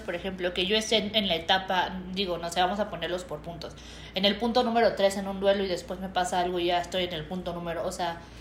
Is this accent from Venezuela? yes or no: no; Mexico; los mexicanos somos muy eh, fiesteros